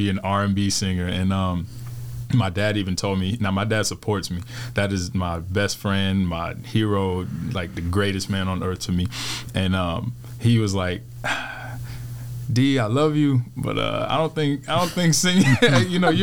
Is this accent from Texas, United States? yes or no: yes; Houston, Texas, United States; moved away; I'm from Houston, Texas.